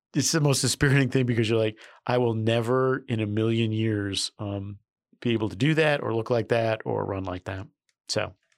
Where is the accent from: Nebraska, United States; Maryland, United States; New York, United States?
New York, United States; I'm a New Yorker